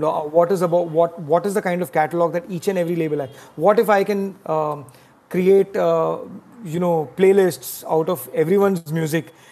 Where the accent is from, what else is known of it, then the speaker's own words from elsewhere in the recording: Mumbai, Maharashtra, India; I've been born and brought up in Bombay